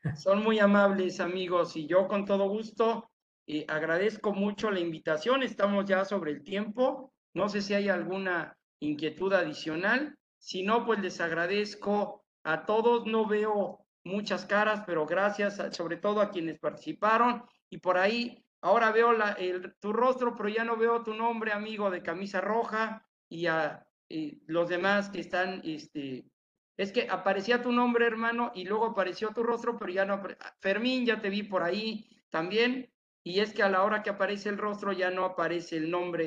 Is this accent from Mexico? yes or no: yes; Tepatitlán, Jalisco, Mexico; moved away; Llegué a mi tierra, Tepatitlán, Jalisco